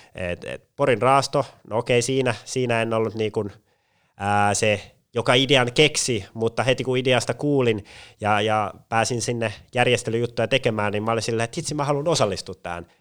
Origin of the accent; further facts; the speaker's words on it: Pori, Satakunta, Finland; moved away as an adult; also born or lived in Turku / Jyväskylä; now in Espoo, Finland; Tavallaan Pori pysyy siinäkin hyvin vahvana läsnä, että en päässyt kotikaupunkiin pidemmälle